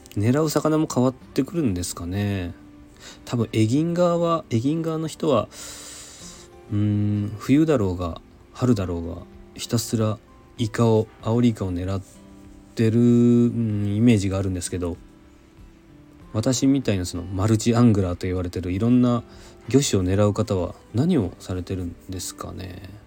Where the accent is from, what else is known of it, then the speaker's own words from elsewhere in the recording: Nagasaki, Japan; now in Tokyo, Japan; 私の出身の長崎